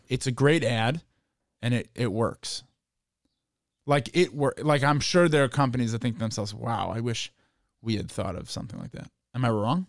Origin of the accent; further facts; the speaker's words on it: Chicago, Illinois, United States; growing up in Chicago